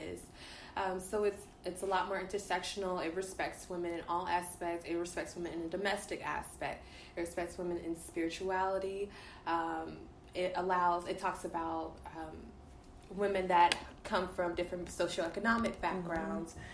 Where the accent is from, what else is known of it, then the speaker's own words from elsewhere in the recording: Dallas, Texas, United States; I'm from Dallas. Mm-hmm. Born and raised